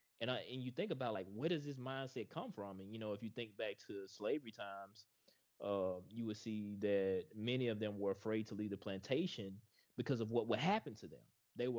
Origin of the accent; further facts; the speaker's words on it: Mississippi, United States; both of us growing up in Mississippi